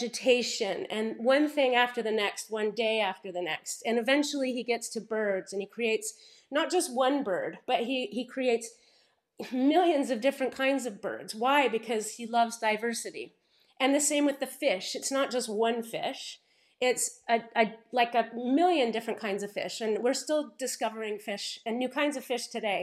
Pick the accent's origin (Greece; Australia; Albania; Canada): Canada; Paris, Ontario; when I grew up here in Paris, Ontario, it was a very small town at the time